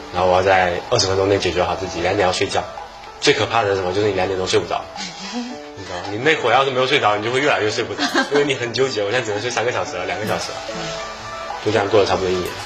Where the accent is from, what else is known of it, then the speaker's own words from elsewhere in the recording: Fujian, China; 我们福建的物产啊，或者是我们福建传统的菜